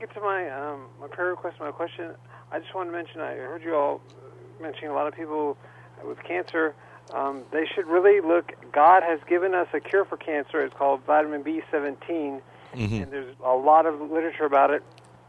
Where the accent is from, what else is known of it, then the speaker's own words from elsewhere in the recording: South Africa; born there; I'm 47 years old. I was born in South Africa. My parents were missionaries.